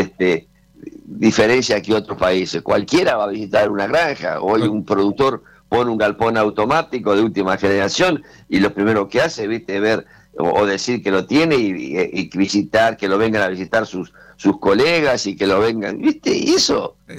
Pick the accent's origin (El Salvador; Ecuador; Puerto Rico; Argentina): Argentina; somos argentinos